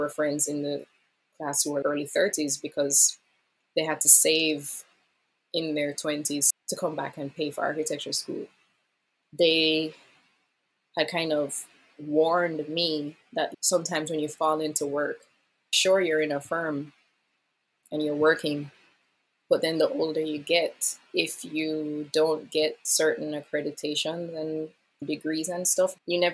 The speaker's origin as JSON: {"language": "English", "town": "Kingston", "region": "St. Andrew", "country": "Jamaica", "tie": "born or raised there", "moved": "as an adult", "lives_now": "Tokyo, Japan", "said": "My hometown is Kingston, St. Andrew in Jamaica."}